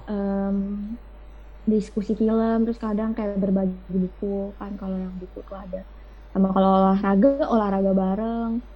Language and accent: Indonesian; Depok, West Java, Indonesia; also born or lived in Jatinangor; aku kan pindah nih ke tempat asal aku di Depok